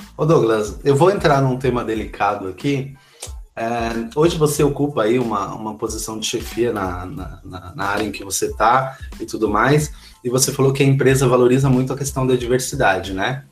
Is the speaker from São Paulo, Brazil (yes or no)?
yes; São Paulo, Brazil; todos nós que participamos desse grupo, né, que, que somos da cidade de Tiradentes